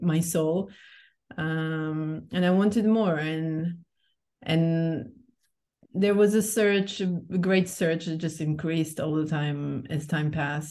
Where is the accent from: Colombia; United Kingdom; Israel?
Israel; moved away as an adult; also born or lived in Portugal; now in Cascais, Portugal; I'm originally from Israel. I've been living in Portugal for 2.5 years now